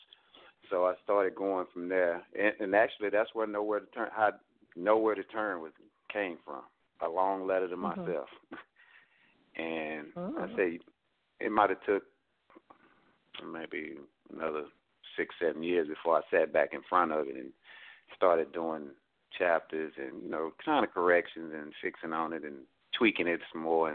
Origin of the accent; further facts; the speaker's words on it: Fort Worth, Texas, United States; I'm from Fort Worth, Texas